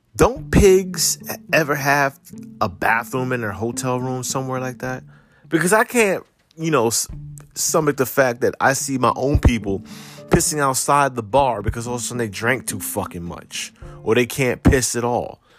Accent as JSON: {"language": "English", "region": "New Jersey", "country": "United States", "said": "I'm from Jersey"}